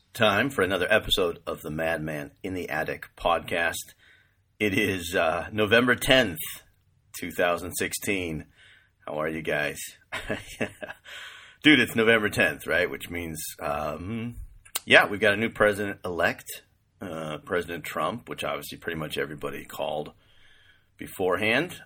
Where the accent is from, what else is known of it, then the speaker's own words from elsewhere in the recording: California, United States; moved away; also born or lived in East Coast / New York; I'm from California. I've lived most of my life either in California or on the East Coast